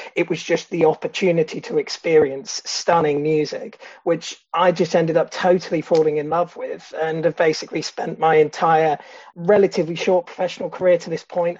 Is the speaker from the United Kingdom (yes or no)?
yes; Bath, South West England, United Kingdom; moved away as an adult; now in Bristol, United Kingdom; I was born and raised in Bath